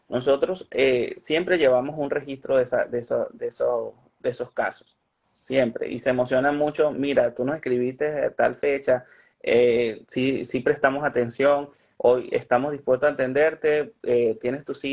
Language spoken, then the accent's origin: Spanish; Caracas, Capital District, Venezuela; No, yo soy de Caracas.